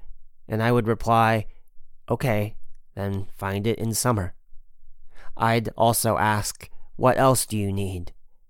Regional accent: Heilongjiang, China; People say that the best Wuchang rice grows in water from the Lalin River and black earth from Changbai Mountain. That was the soil in which I also grew up.

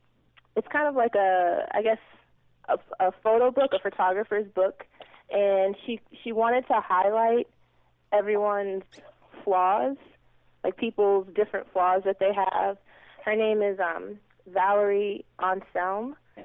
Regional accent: Boston, Massachusetts, United States; So there's this photographer in Boston, which I'm from Boston

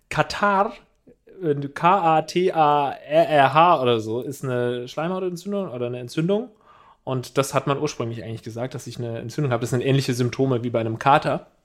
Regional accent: Uganda; ich bin 21 Jahre alt. Ich komme aus Uganda und ich höre den Podcast seit einem Monat zu.

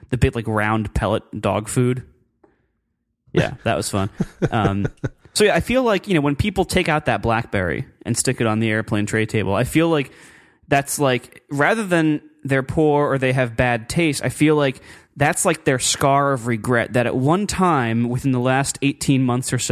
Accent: Meadville, Pennsylvania, United States; It's actually, I grew up in Pennsylvania.

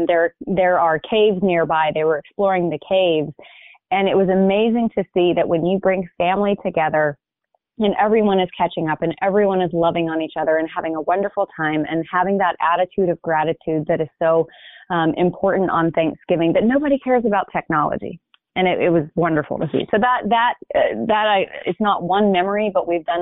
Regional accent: Hoover, Alabama, United States; moved away; also born or lived in California; I grew up in Birmingham, Alabama, in a suburb called Hoover

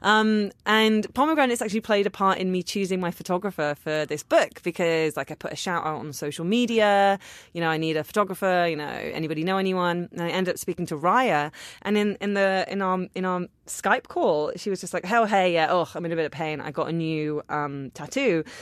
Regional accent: London, United Kingdom; I'm a Londoner

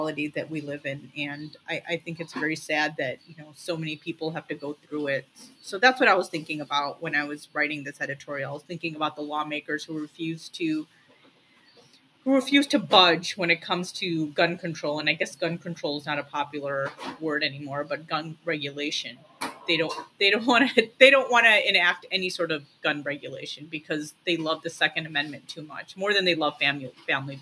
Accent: Lincolnwood, Illinois, United States; I grew up in Lincolnwood, which is not too far away from Highland Park

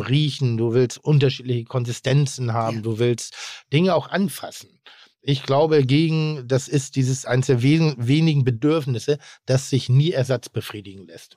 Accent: Northern Germany, Germany; ich bin nun mal in Norddeutschland groß geworden

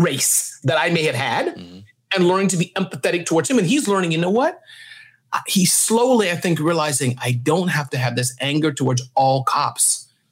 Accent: New York City, New York, United States; I was raised in Brooklyn

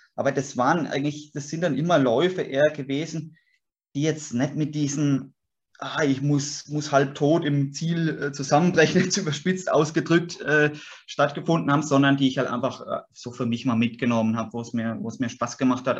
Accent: Würzburg, Bavaria, Germany; moved away as an adult; also born or lived in Sulzbach am Taunus, Hesse; ich bin Franke. Ich bin, bin äh, sehe mich ganz klar als Würzburger, bin hier aufgewachsen

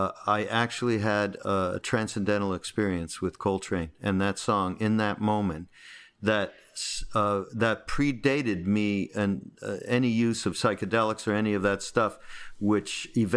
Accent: Montreal, Quebec, Canada; I'm from Montreal. You know, it's horrible.

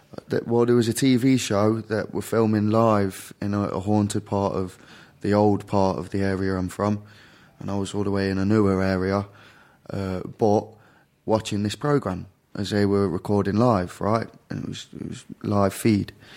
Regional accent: Derby, East Midlands, United Kingdom; The U K, the very central regions of the U K. A place called Derby

